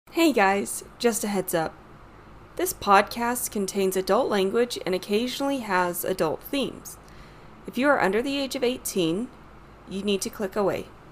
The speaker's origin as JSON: {"language": "English", "region": "Utah", "country": "United States", "said": "I'm from Utah"}